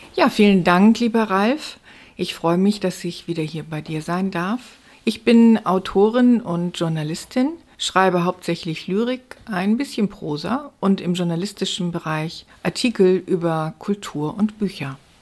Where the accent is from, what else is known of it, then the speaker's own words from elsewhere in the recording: Stade, Lower Saxony, Germany; bei uns in Stade